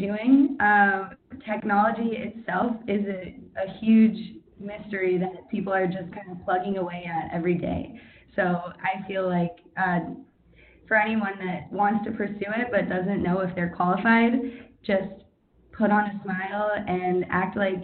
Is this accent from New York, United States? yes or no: no; Dallas, Texas, United States; I'm from Dallas, Texas